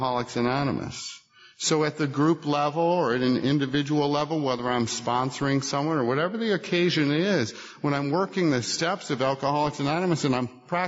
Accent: Buffalo, New York, United States; I grew up in Buffalo

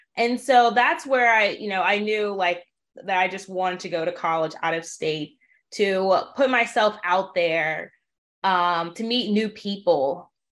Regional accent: New Orleans, Louisiana, United States; was born and raised in New Orleans

